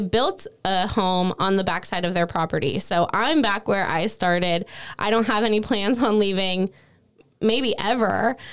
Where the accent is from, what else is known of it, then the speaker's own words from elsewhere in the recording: Cowlitz County, Washington, United States; I was born and raised in Cowlitz County